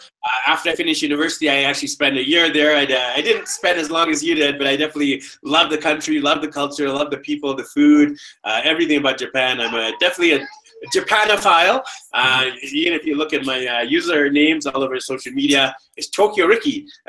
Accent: Vancouver, British Columbia, Canada; I'm actually from Vancouver, BC, Canada, but currently we're traveling around South America. We're currently in La Paz, the capital of Bolivia

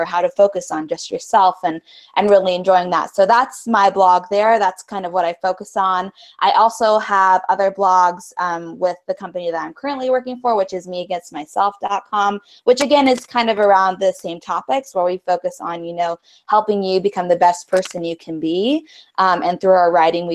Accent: Spokane, Washington, United States; I'm actually from Spokane, Washington, which is a little eastern town.

